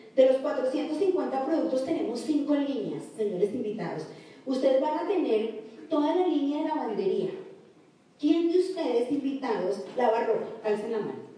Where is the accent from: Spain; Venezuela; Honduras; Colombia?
Colombia; somos colombianos